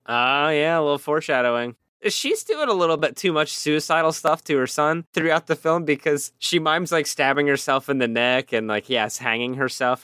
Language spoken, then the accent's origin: English; Pittsburgh, Pennsylvania, United States; accent: Pittsburgh; my ridiculous Pittsburgh accent